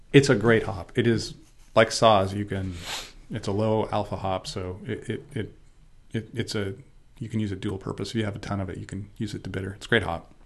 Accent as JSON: {"language": "English", "country": "United States", "said": "I'm gonna go back to America, 'cause I'm an American"}